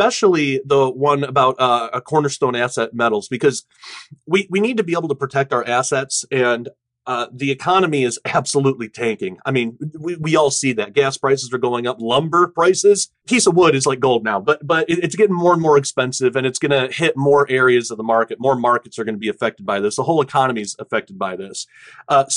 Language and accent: English; United States; our American, you know, perspective